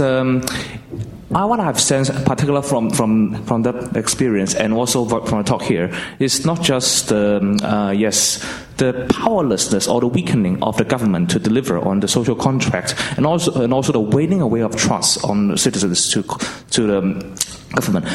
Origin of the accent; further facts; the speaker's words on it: Hong Kong; I'm a student from Hong Kong